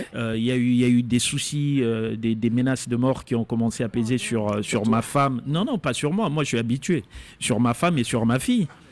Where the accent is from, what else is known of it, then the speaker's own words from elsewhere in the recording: Kisangani, Tshopo, DR Congo; Moi, je suis congolais, j'ai grandi à Kisangani